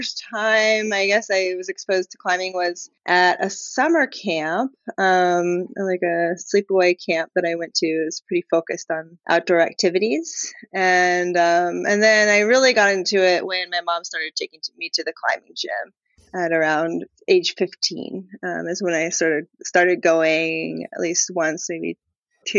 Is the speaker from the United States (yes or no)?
yes; Maryland, United States; moved away as an adult; also born or lived in Yosemite, California; I grew up on the East Coast in Maryland